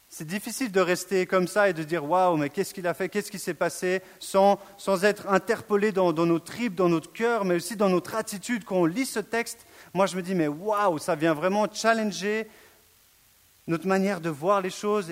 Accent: Switzerland; je suis suisse

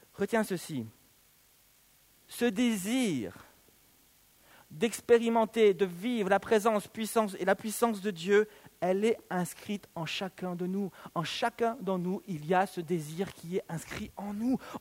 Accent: Belgium; also born or lived in New York, United States / Canton of Vaud, Switzerland; now in Vaud, Switzerland; je suis né à New York, mais j'ai vécu en Belgique, vous voyez. Bah, donc, d'identité belge, nationalité belge

